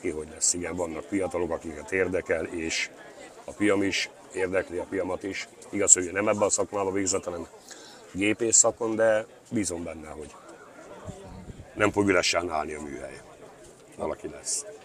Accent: Csókakő, Fejér, Hungary; Ott születtem, ott is nevelkedtem, és mai napig is ott

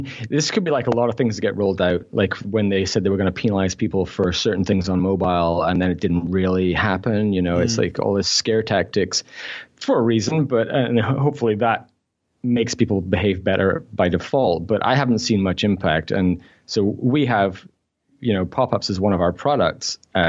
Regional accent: Scotland, United Kingdom; also born or lived in Newcastle; I grew up in Scotland, but I was born in Newcastle, so I'm a Geordie.

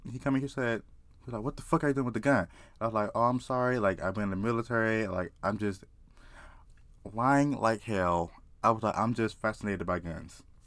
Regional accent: South Carolina, United States; I just grew up in the South. Like, I'm from South Carolina.

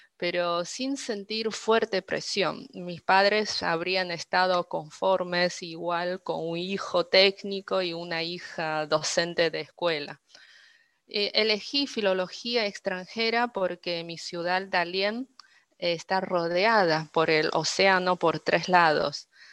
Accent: Dalian, Liaoning, China; first language Chinese; Spanish is a second language; moved away as an adult; also born or lived in Beijing; now in Argentina; soy originaria de Dalian, una ciudad costera hermosa en el norte de China

